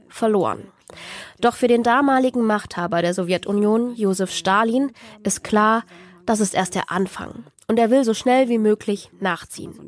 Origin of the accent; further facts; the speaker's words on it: Dresden, Saxony, Germany; meiner Heimatstadt Dresden